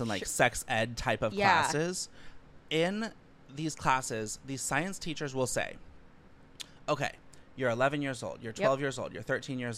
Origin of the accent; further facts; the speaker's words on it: outside of San Francisco, California, United States; moved away; I grew up like 50 minutes outside of San Francisco